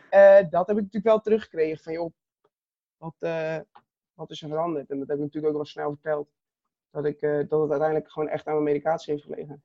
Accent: Katwijk, South Holland, Netherlands; Ik ben 22 jaar oud, geboren in Katwijk aan Zee

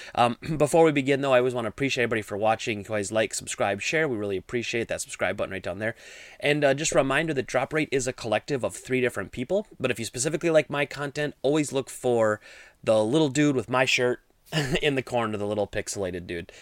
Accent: Midwest, United States; I grew up in the Midwest

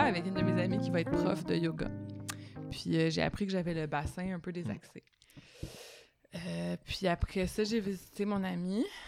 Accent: Laval, Quebec, Canada; je viens de Laval

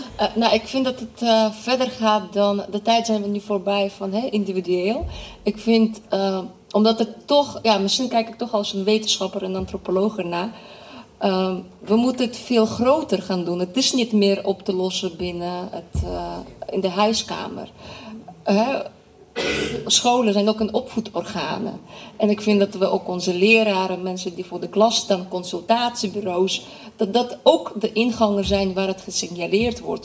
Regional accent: Nijkerk, Gelderland, Netherlands; ik ben in Nijkerk opgegroeid, eh, dat is Bijbelbelt

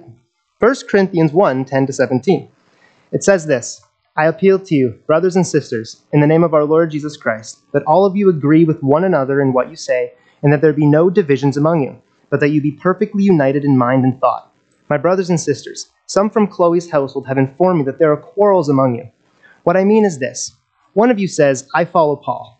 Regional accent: Nelson, British Columbia, Canada; I was born and raised in Nelson

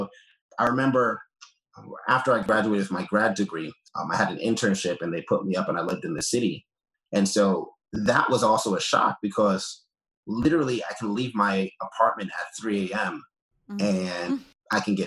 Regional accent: New York City, New York, United States; also born or lived in Brooklyn, New York; I grew up in Queens, New York.

